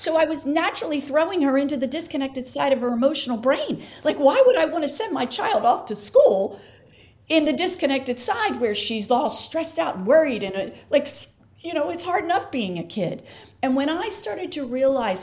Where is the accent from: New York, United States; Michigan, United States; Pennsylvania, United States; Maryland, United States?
Pennsylvania, United States; Philadelphia; I'm from Philly.